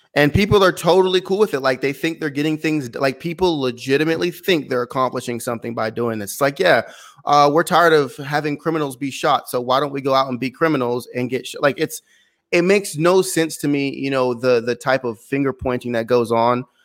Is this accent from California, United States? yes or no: yes; San Luis Obispo, California, United States; moved away as an adult; also born or lived in Glendale, California; was raised on the Central Coast of California, San Luis Obispo, um, a coastal, a coastal city